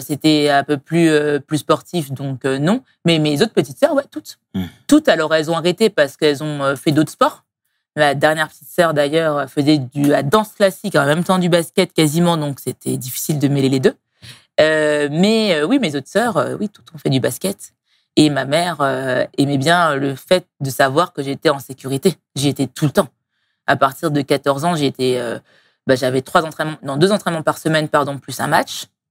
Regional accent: Strasbourg, Grand Est, France; moved away as an adult; now in Paris, France; je suis née et grandie à Strasbourg il y a 34 ans

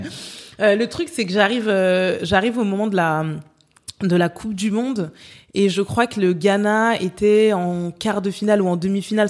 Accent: France; je suis née, j'ai grandi en France

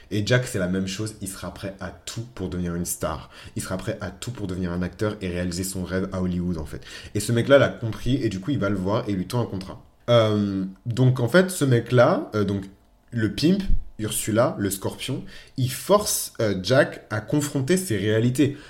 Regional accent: France; also born or lived in Benin; je suis français. Voilà. je suis franco-béninois

